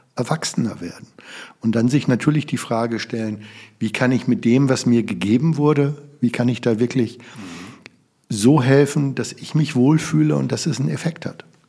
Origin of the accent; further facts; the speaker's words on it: Germany; in unserem Land